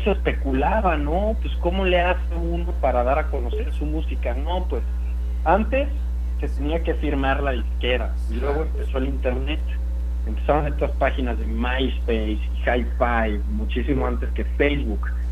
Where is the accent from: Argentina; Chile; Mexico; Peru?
Mexico; Sonora; now in Mexico City, Mexico; Yo nací en Sonora, vivo en la Ciudad de México